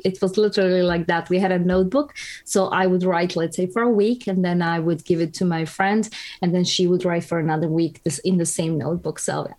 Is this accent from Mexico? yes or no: no; Croatia; Well, it was modest.